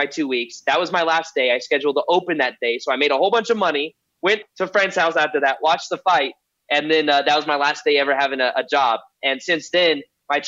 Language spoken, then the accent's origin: English; Las Vegas, Nevada, United States; I was born and raised in Las Vegas